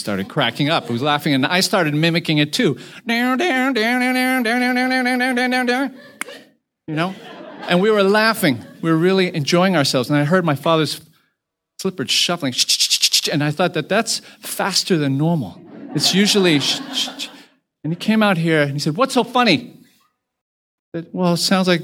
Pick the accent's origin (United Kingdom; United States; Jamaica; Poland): United States; now in Hong Kong; My parents were originally from China and moved to Taiwan and moved to the United States